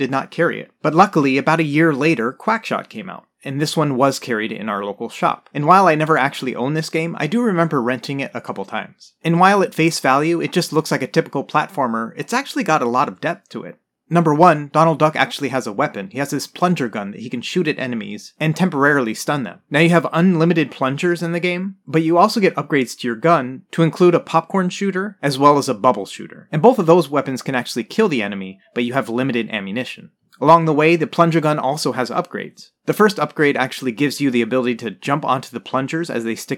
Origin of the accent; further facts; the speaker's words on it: United States; I grew up in the United States